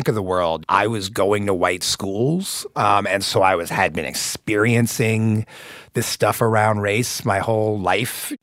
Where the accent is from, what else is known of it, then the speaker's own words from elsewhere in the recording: Indianapolis, Indiana, United States; I grew up in Indianapolis.